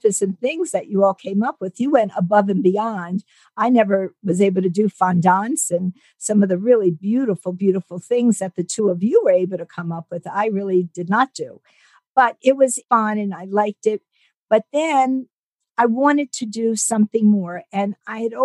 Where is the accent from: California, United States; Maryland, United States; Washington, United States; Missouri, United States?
Maryland, United States; Baltimore; moved away as an adult; also born or lived in Munich, Germany / Newark, New Jersey; now in Scottsdale, United States; And then we moved to Baltimore. And I lived in Baltimore until like 12 and a half years ago